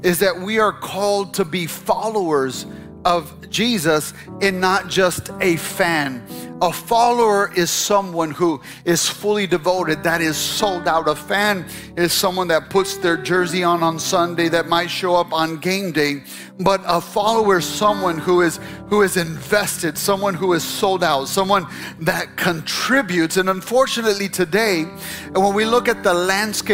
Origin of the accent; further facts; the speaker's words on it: Chicago, Illinois, United States; moved away as an adult; now in Texas, United States; I'm from the north. And when I came to Texas back in 1990, I graduated college, went to Bible school. And when I came down from Chicago